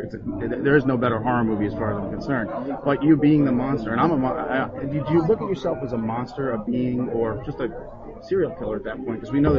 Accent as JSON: {"language": "English", "area": "Long Island", "region": "New York", "country": "United States", "said": "we're both from Long Island"}